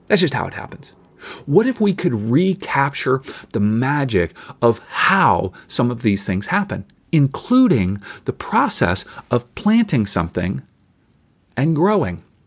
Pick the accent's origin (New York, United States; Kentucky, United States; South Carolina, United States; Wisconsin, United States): Kentucky, United States; moved away; I grew up in Kentucky